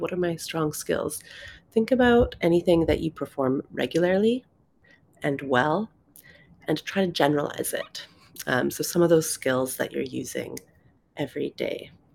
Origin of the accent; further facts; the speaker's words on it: Canada; moved away as an adult; also born or lived in London, United Kingdom; I'm originally from Canada